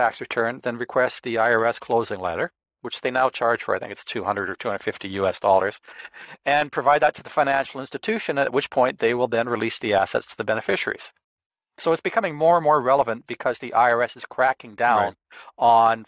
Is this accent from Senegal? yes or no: no; Canada; As a Canadian, you don't have a U.S. senator.